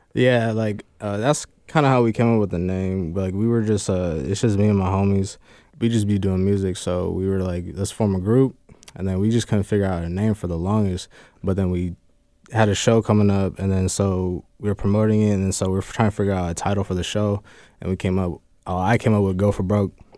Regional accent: United States; also born or lived in Fresno, California; now in Kent, United States; I'm from Cali, but I really, like, grew up here

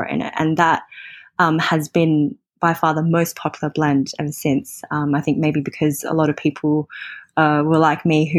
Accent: Australia; moved away as an adult; now in Hong Kong; I'm from Australia and I moved to Hong

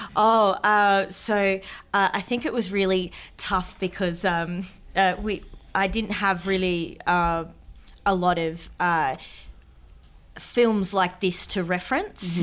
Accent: Darwin, Northern Territory, Australia; moved away; also born or lived in Sydney; I was from Darwin. And, and that I was a Larrakia woman from Darwin

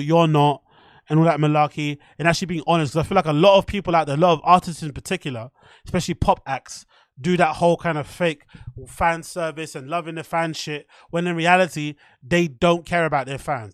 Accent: United Kingdom; I'm from the U K

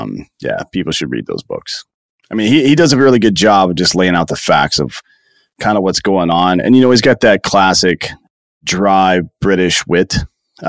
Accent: South Carolina, United States; I grew up in upstate South Carolina near Clemson University

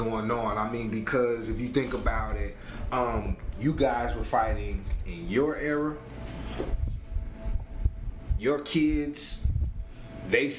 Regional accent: Monroeville, Alabama, United States; we're from Monroeville, Alabama

